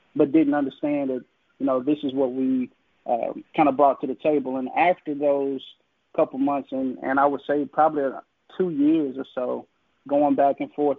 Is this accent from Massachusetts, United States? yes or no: no; Jackson, Mississippi, United States; I literally mm-hmm. was born on campus